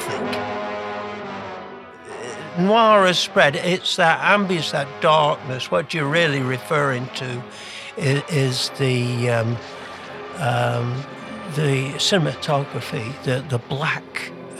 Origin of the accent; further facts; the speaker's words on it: England, United Kingdom; moved away as an adult; now in Canada; I'm from England, as you might have gathered by the accent, although I've lived in Canada since 1977